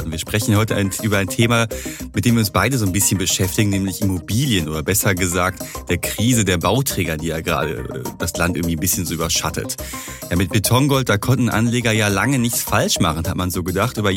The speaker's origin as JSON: {"language": "German", "region": "North Rhine-Westphalia", "country": "Germany", "said": "wie man bei uns im Ruhrpott so schön sagt"}